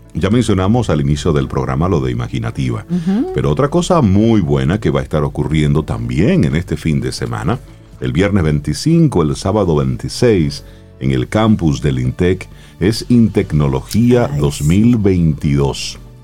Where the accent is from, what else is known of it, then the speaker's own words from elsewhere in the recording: Dominican Republic; nosotros como dominicanos